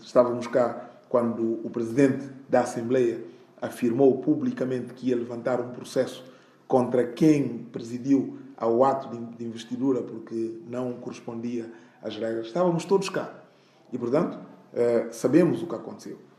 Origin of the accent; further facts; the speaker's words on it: Guinea-Bissau; eu, sendo guineense